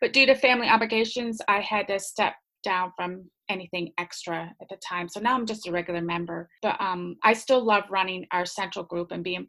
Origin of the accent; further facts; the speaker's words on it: New York, United States; moved away as an adult; now in Hamilton, New Zealand; Originally, I'm from New York in America. I've been in New Zealand for 15 years.